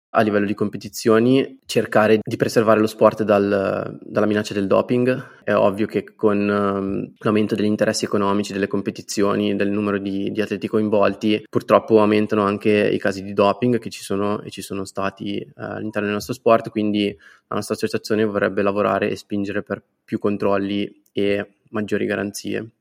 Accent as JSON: {"language": "Italian", "town": "Guanzate", "region": "Lombardy", "country": "Italy", "tie": "born or raised there", "said": "del mio paese, Guanzate, in provincia di Como"}